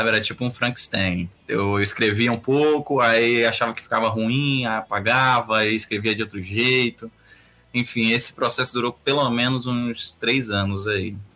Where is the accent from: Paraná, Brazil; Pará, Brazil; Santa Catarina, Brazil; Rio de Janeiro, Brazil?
Rio de Janeiro, Brazil; now in Fortaleza, Brazil; E mas cresci no Rio de Janeiro. Comecei minhas magias no Rio de Janeiro, na adolescência lá no Rio.